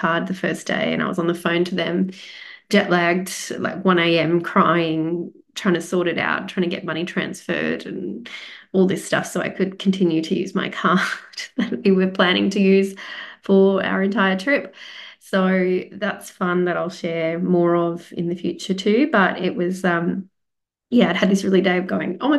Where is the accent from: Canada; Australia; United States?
Australia; I am Australian.